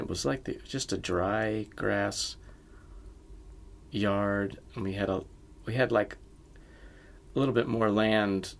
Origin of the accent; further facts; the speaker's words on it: the South, United States; I was raised in the South